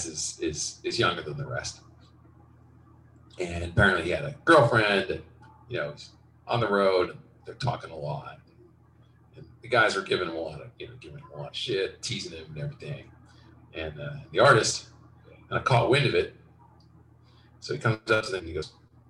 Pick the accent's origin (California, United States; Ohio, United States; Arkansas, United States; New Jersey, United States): New Jersey, United States; Westfield; moved away; I grew up in suburban New Jersey, Westfield.